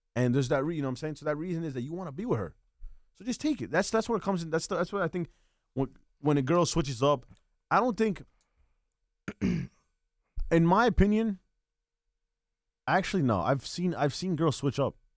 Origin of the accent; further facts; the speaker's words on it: Bayonne, New Jersey, United States; I was born and raised in Bayon.